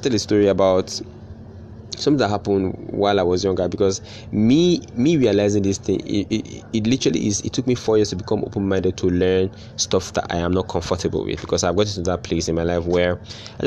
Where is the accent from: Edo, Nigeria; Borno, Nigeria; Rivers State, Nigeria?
Edo, Nigeria; now in Lagos, Nigeria; growing up in Edo State, where I was not used, like, traffic is not a big deal where I grew up